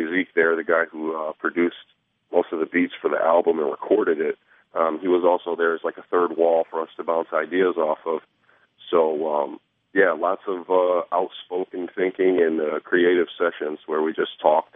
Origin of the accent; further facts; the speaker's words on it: Toledo, Ohio, United States; moved away; I was from Toledo and really, held like Toledo as a soft spot in my heart. So I eventually would come back to Toledo like once a month